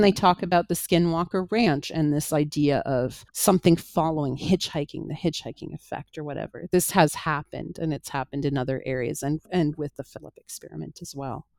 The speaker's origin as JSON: {"language": "English", "town": "Toronto", "region": "Ontario", "country": "Canada", "tie": "born or raised there", "said": "in my hometown"}